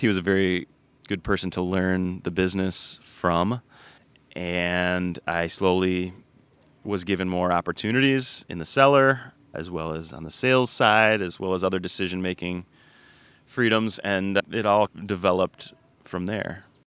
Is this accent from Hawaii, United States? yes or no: no; Ann Arbor, Michigan, United States; We grew up in Ann Arbor and always visited northern Michigan